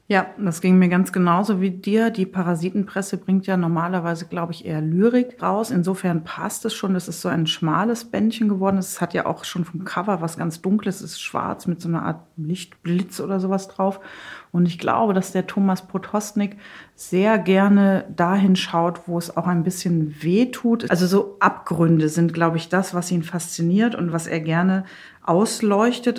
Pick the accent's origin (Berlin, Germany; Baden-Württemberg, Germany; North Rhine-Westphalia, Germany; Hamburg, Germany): North Rhine-Westphalia, Germany; Eschweiler; moved away as an adult; now in Leipzig, Germany; ich bin im Westen äh, geboren und aufgewachsen